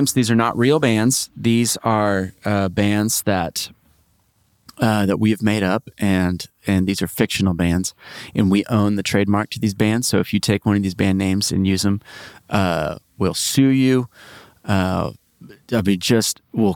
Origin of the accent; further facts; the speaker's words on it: Great Plains, United States; I'm from the Great Plains